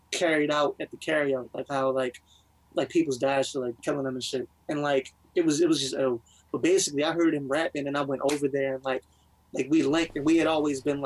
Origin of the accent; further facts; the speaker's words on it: Baltimore, Maryland, United States; I'm from Baltimore